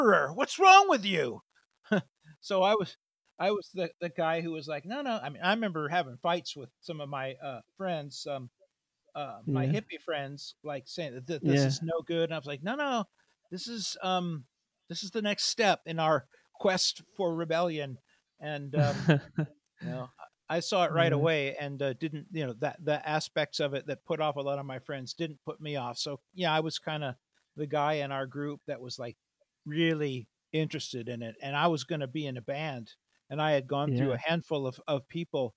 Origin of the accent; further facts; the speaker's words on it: United States; I'm an American